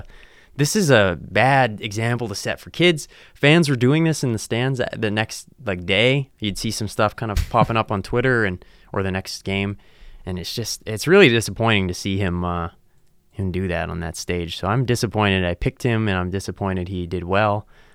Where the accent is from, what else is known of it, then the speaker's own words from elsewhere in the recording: United States; growing up in America